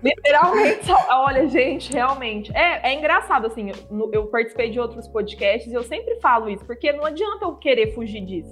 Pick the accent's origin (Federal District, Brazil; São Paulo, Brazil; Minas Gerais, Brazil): Minas Gerais, Brazil; Uberlândia; Uberlândia, que é a minha cidade natal